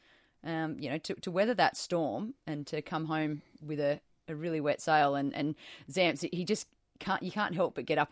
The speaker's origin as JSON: {"language": "English", "region": "New South Wales", "country": "Australia", "tie": "born or raised there", "said": "I grew up in New South Wales"}